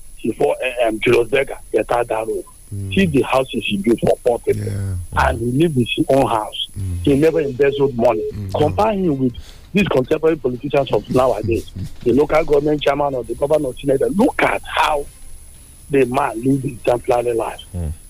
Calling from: Ibeze, Lagos, Nigeria; I'm calling you from Ibeze.

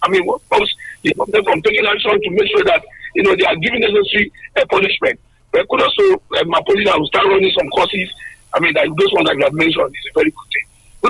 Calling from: Abeokuta, Ogun State, Nigeria; I'm just calling from the People's Parliament in Leme in Abeokuta.

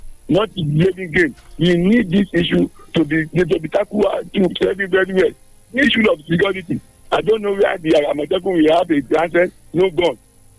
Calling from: Illinois, United States; I'm calling from Irakari, Illinois.

